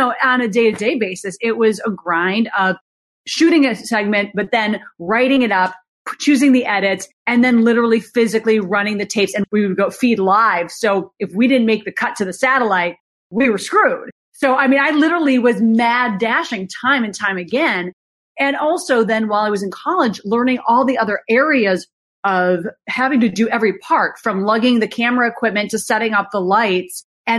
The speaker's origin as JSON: {"language": "English", "region": "Minnesota", "country": "United States", "said": "I don't want to work in small town USA. I came from Minnesota. I'm ready for the big city."}